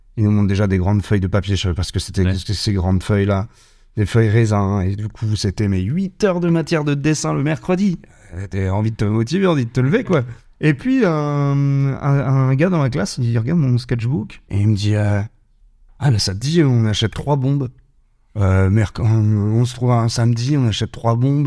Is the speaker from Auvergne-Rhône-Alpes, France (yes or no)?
no; Rezé, Pays de la Loire, France; now in Nantes, France; j'ai grandi à Rosé au niveau de la Blordière